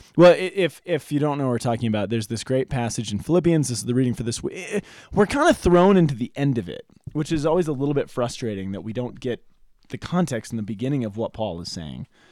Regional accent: Boulder, Colorado, United States; When I was in high school, I grew up here in Boulder

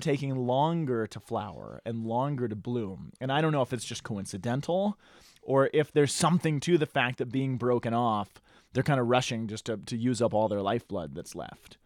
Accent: Colorado, United States

